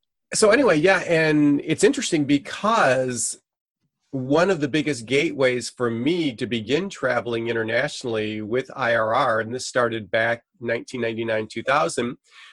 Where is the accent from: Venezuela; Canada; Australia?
Venezuela; now in United States; I'm a missionary kid. I grew up in Venezuela, South America, so I'm fluent in Spanish.